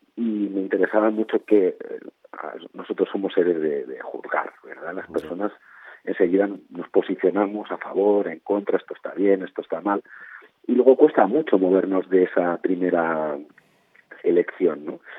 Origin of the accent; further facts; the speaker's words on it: Barcelona, Catalonia, Spain; mi familia viene de Andalucía y de Extremadura, eh, pero yo ya me crié, yo nací en Barcelona, me crié en Barcelona